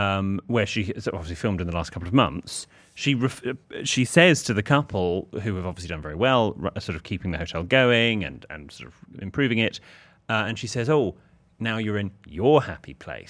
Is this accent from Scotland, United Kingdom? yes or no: no; Harrogate, Yorkshire and the Humber, United Kingdom; We're originally from Harrogate, which is around 20 minutes away from the golf balls and probably a town William would love.